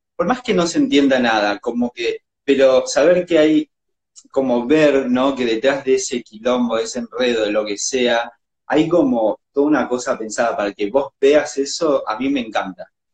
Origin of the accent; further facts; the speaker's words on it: Jujuy, Argentina; moved away as an adult; now in Buenos Aires, Argentina; yo soy de Jujuy